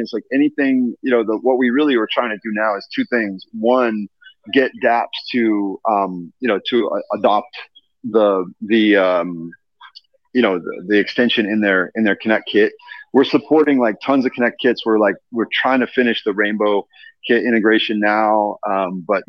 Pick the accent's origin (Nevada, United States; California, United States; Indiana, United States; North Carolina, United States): Indiana, United States; moved away; my home state of Indiana. Mm-hmm. I'm from Indiana.